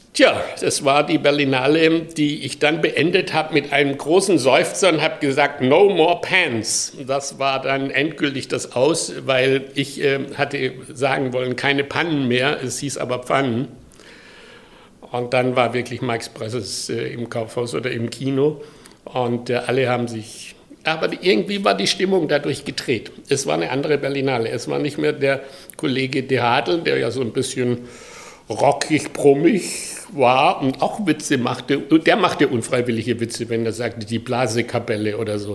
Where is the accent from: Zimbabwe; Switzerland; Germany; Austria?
Germany; a village near Pforzheim, Baden-Württemberg; moved away; ich komme aus Süddeutschland, im Dorf, äh, nahe Pforzheim und 1948 geboren